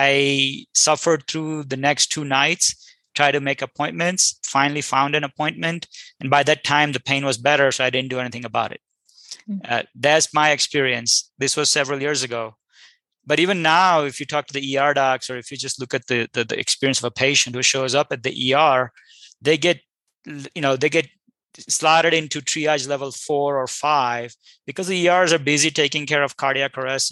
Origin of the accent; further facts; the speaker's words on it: India; moved away; I'm an immigrant from India